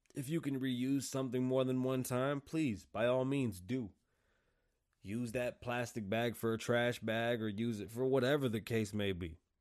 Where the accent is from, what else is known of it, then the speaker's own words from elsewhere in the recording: United States; I'm American